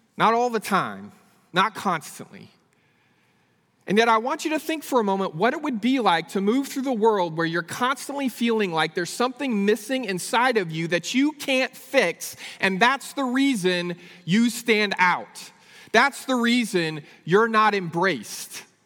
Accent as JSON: {"language": "English", "region": "Northern California", "country": "United States", "tie": "born or raised there", "also_born_or_lived": "Abilene, Texas", "moved": "as an adult", "said": "I grew up in Northern California."}